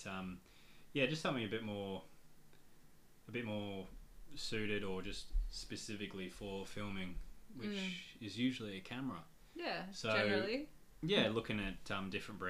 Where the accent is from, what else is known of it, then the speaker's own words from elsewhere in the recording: Gold Coast, Queensland, Australia; moved away as an adult; now in Emerald, Australia; we're from the Gold Coast